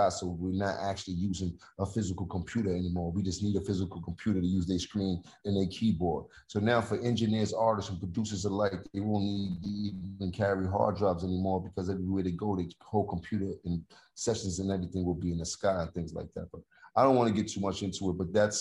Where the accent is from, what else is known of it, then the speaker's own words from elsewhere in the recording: New York City, New York, United States; I'm from Harlem